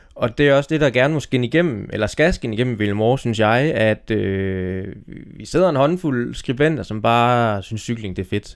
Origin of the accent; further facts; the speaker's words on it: Denmark; jeg kom fra en lille by nede øh, bag Støving.